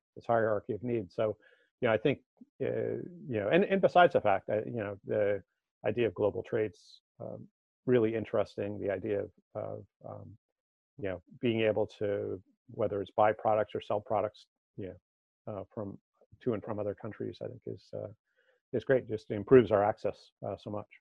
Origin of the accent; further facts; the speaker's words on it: Marblehead, Massachusetts, United States; no in massachusetts uh, just northeast okay. of boston in a little, little town called marblehead